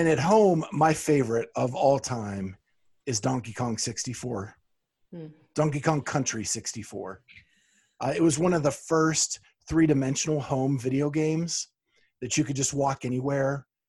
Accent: Pennsylvania, United States; That was in Pennsylvania. Oh, okay. In my hometown.

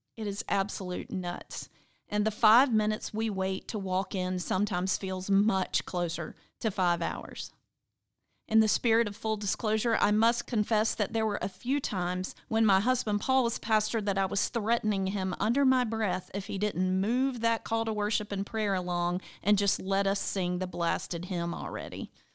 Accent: the South, United States; One of my favorite phrases growing up in the South was, "Don't you shush me."

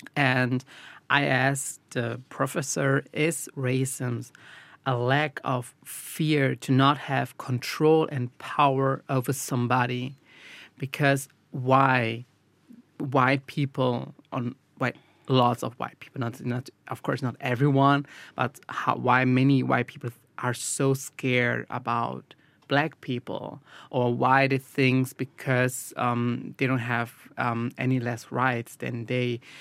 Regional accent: Brazil; now in Germany; I'm from Brazil. My, my parents are from Brazil

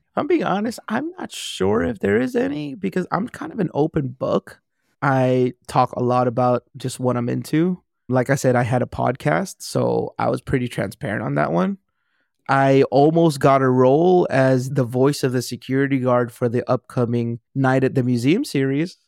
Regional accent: Compton, California, United States; I grew up in Compton

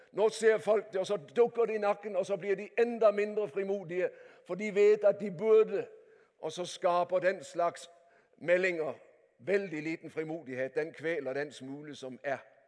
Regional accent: Denmark; Norwegian is a second language; moved away as an adult; now in Norway; Jeg er ektefødt danske

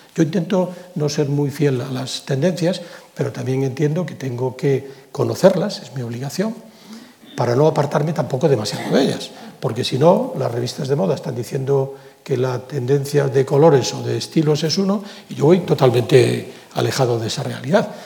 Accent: Galicia, Spain; yo soy gallego, pero soy español

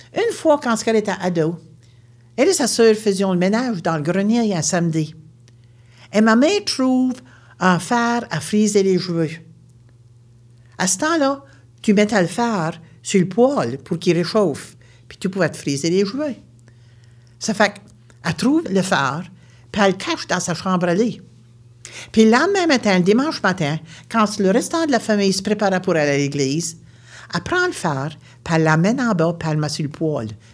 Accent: Baie Sainte-Marie, Nova Scotia, Canada; Je viens de Nouvelle-Écosse, une région appelée la Baie-Sainte-Marie

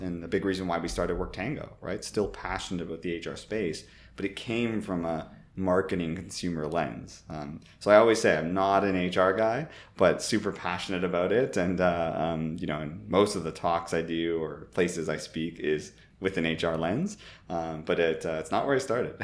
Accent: Toronto, Ontario, Canada; moved away as an adult; also born or lived in San Francisco / United Kingdom; my parents were born in Italy, but I grew up in Toronto, literally not too far from Jane and Finch

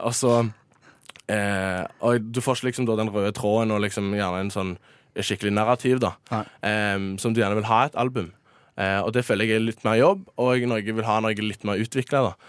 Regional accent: Stavanger, Rogaland, Norway; hjemme i Stavanger.

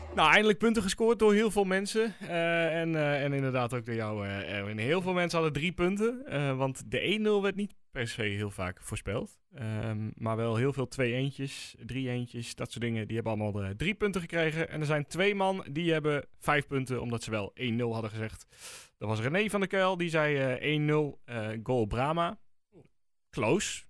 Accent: Netherlands; ik ben een echte Nederlander

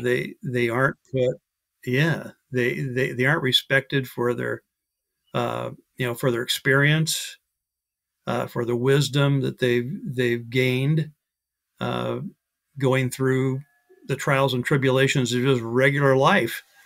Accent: Iowa, United States; now in Mesa, Arizona, United States; the first, uh, half of my life I grew up in Iowa, so a Midwesterner, uh, in the United States.

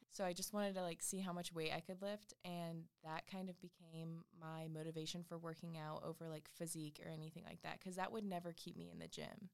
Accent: Wilmington, United States; my hometown right outside of Wilmington.

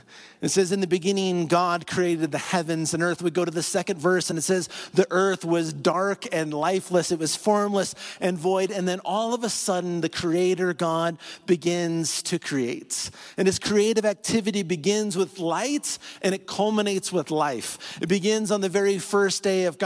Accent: north central Iowa, United States; moved away as an adult; now in Colorado, United States; It's a town of 2,700 people in north central Iowa

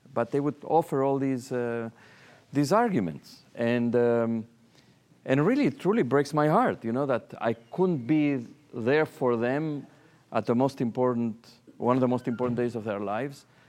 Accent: Argentina; moved away as an adult; now in New York, United States; I come from Argentina.

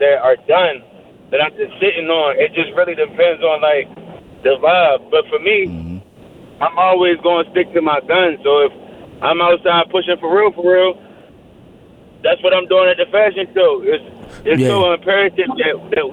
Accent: Baltimore, Maryland, United States; I'm from Baltimore, Maryland

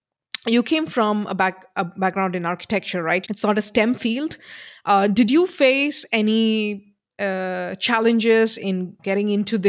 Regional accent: India; I come from India

